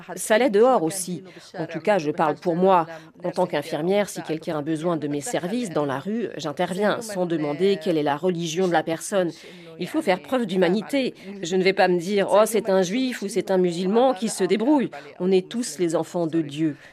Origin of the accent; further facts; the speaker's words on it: Bethlehem, Palestine; Je suis de Bethléem.